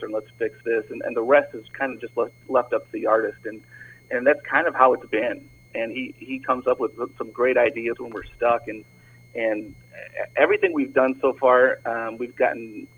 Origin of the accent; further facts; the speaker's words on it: Toledo, Ohio, United States; now in Tampa, United States; I'm originally from Toledo.